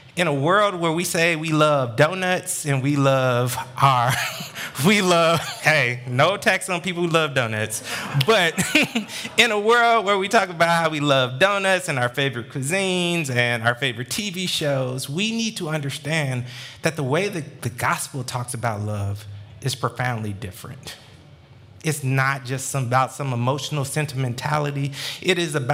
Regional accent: Atlanta, Georgia, United States; born and raised in Metro Atlanta

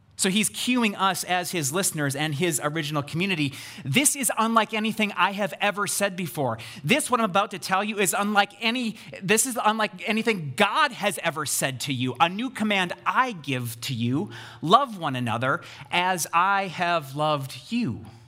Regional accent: United States; we read this as American Christians

